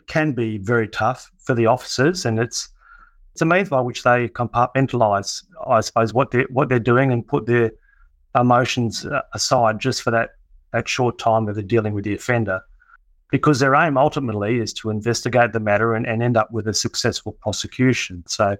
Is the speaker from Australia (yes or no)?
yes; Kalgoorlie, Western Australia, Australia; now in Perth, Australia; So I came down to Perth from Kalgoorlie